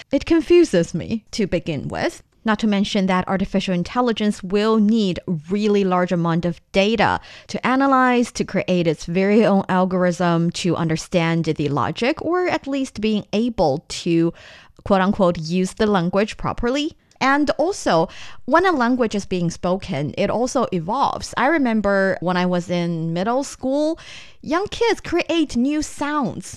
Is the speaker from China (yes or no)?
yes; northern China, China; first language Mandarin; English is a second language; I grew up in the north part of the country